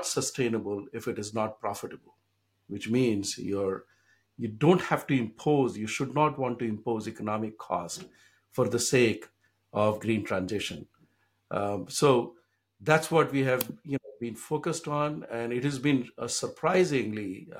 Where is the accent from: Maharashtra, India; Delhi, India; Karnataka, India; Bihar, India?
Bihar, India; now in Boston, United States; When I grew up in India, in the state of Bihar, which is still one of the poorest states in the country